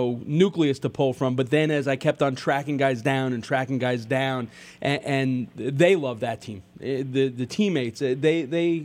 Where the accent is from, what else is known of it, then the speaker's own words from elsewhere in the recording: Long Island, New York, United States; growing up on Long Island